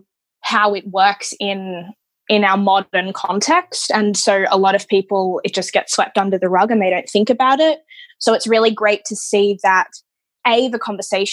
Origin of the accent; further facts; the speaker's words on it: Australia; I was born in Australia